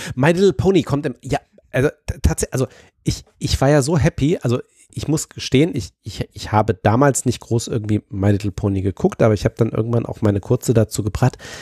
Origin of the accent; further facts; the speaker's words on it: Zonenrandgebiet, Germany; ich bin ja im Zonenrandgebiet aufgewachsen